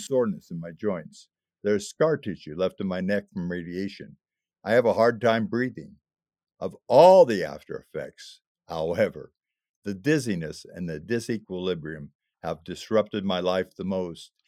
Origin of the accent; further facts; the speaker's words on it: Illinois, United States; moved away as an adult; my hometown in Illinois